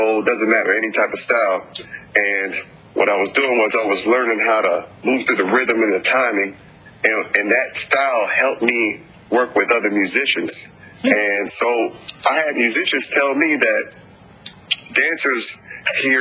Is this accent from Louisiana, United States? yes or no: yes; New Orleans, Louisiana, United States; I'm originally from New Orleans, Louisiana, so it's part of my culture